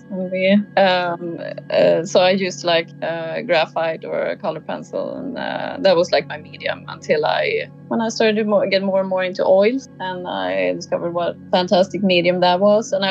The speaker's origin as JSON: {"language": "English", "country": "Sweden", "tie": "born or raised there", "also_born_or_lived": "Spain", "moved": "yes", "said": "feeling like maybe I should uh, go back to Sweden and uh, kind of become a, a grown up in uh, in my home country as well because I, I, I took my driver's license in um, in Spain"}